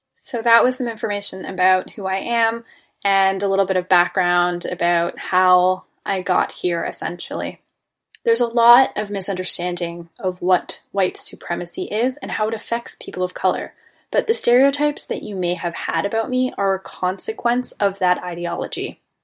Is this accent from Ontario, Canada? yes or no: yes; Toronto, Ontario, Canada; I was born and raised in Toronto, Ontario, Canada